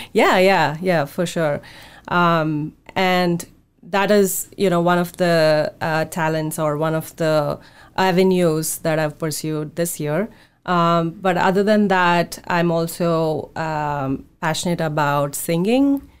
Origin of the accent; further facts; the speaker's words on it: India; now in Seattle, United States; when I was growing up in India.